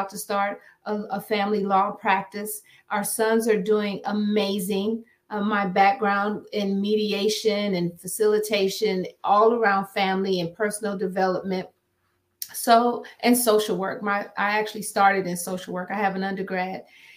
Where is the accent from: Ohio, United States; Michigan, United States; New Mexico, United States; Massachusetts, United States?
Ohio, United States; Akron; moved away as an adult; now in Maryland, United States; I'm originally from Akron, Ohio. I'm a Midwest girl